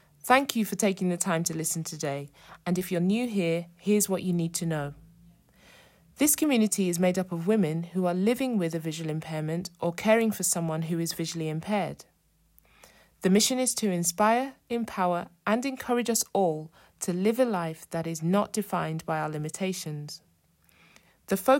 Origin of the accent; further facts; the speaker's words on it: London, United Kingdom; moved away as an adult; I was born and raised in London and lived there for 24 years before moving out of the city.